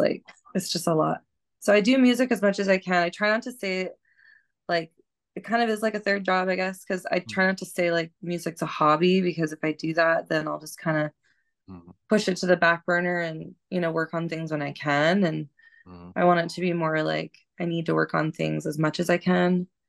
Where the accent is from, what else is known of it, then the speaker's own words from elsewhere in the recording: Missoula, Montana, United States; moved away; also born or lived in Seattle, Washington; I grew up in Missoula, Montana, and just a really quiet, very low key place